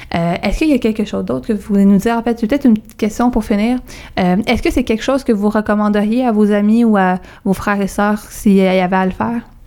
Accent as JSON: {"language": "French", "town": "Montreal", "region": "Quebec", "country": "Canada", "said": "moi aussi je viens de Verdun"}